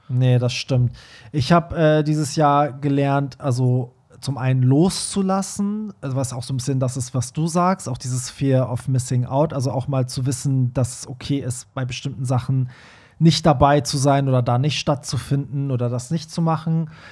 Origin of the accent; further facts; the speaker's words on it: Iran; moved away; Ich als Iraner